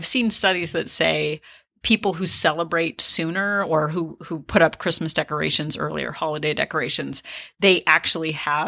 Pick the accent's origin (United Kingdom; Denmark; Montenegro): Denmark; I am of Polish-English heritage. But as luck would have it, I was born in Denmark